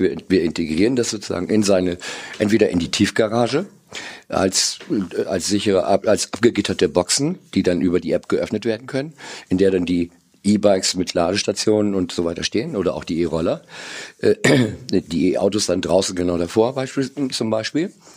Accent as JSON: {"language": "German", "town": "Cloppenburg", "region": "Lower Saxony", "country": "Germany", "tie": "born or raised there", "said": "am 7.4.61 geboren in Kloppenburg"}